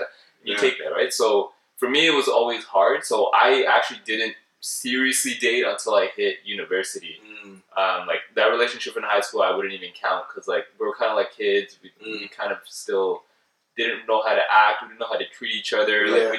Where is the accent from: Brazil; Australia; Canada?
Canada; growing up in Canada